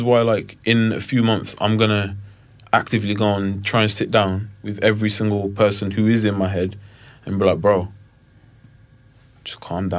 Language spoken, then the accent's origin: English; Wolverhampton, West Midlands, United Kingdom; I'm only 25." I'm from Wolverhampton.